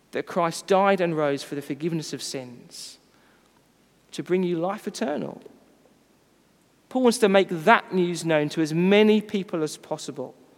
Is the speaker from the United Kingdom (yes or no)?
yes; United Kingdom; we are British